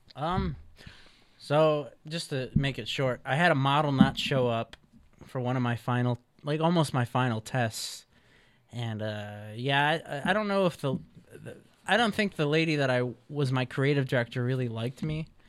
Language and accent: English; Chicago, Illinois, United States; now in California, United States; I'm from Chicago, Illinois